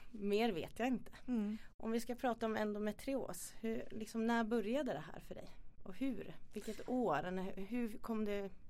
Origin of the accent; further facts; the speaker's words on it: Karlstad, Värmland, Sweden; Karlstad ja, jag är från Karlstad.